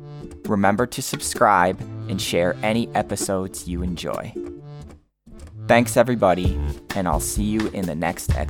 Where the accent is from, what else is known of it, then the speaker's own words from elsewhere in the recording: United States; I'm an English teacher from the United States.